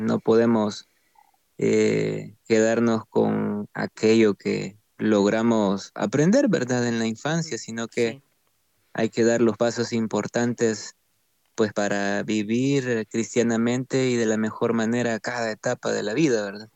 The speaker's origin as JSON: {"language": "Spanish", "town": "Santa Tecla", "region": "La Libertad", "country": "El Salvador", "tie": "born or raised there", "also_born_or_lived": "San Salvador", "said": "nací en San Salvador, en la capital, pero crecí casi toda mi vida en Santa Tecla, en una ciudad cercana a la capital."}